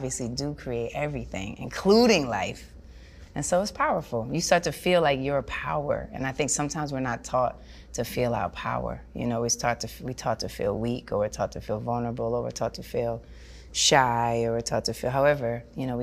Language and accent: English; New York, United States; I grew up in New York